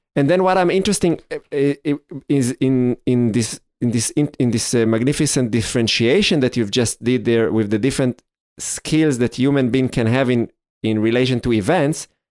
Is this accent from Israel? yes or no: yes; Israel; growing up in Israel